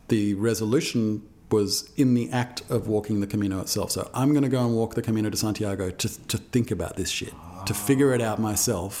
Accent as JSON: {"language": "English", "country": "Australia", "accent": "Australian", "said": "That's my Australian accent"}